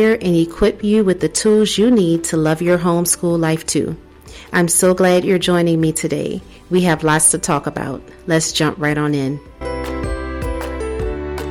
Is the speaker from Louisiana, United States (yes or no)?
yes; New Orleans, Louisiana, United States; moved away as an adult; also born or lived in Texas / North Carolina / South Carolina / Tennessee; now in Alabama, United States; I'm originally from New Orleans, so that's where the accent comes from